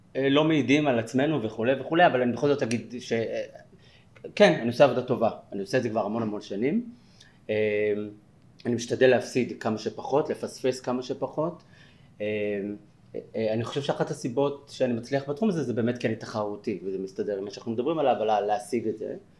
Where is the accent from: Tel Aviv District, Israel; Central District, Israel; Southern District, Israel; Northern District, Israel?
Tel Aviv District, Israel; Bat Yam; also born or lived in Jaffa; now in Tel Aviv, Israel; גדלתי ביפו, אה, נולדתי ביפו וגדלתי בבת ים